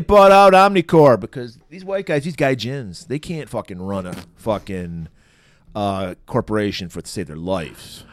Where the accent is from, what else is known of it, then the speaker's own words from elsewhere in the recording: Detroit area, Michigan, United States; I grew up in the Detroit area